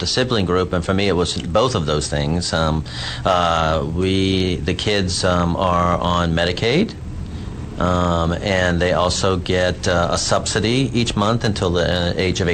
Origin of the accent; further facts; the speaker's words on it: New Orleans, Louisiana, United States; now in Texas, United States; My sister lives here as well. We're from New Orleans